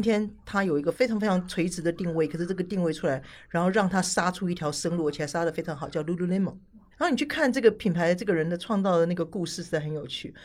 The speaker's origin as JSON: {"language": "Chinese", "country": "Taiwan", "moved": "yes", "said": "我是台湾人"}